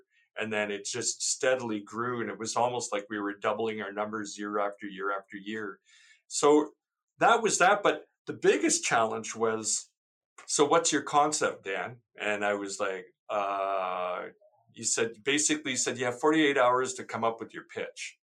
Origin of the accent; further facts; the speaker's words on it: St. Albert, Alberta, Canada; I'm originally from St. Albert, growing up there, you know, where City Hall is today.